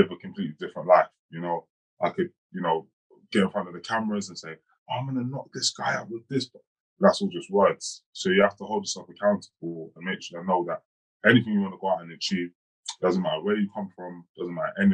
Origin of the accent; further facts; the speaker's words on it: London, United Kingdom; I grew up in Hackney in East London, you know, in a council flat